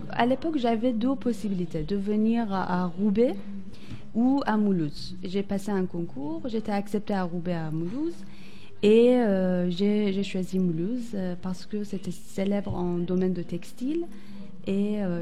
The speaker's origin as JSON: {"language": "French", "country": "Iran", "moved": "as an adult", "said": "Oui. Voilà. En fait, quand j'étais en Iran, j'ai obtenu mon ingénierie en textile en 2012. Après, j'aimerais, je voulais sortir d'Iran et découvrir d'autres pays."}